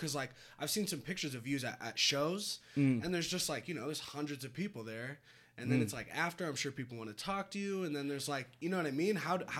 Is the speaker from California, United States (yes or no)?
yes; the Bay Area, California, United States; now in Reno, United States; I'm from the Bay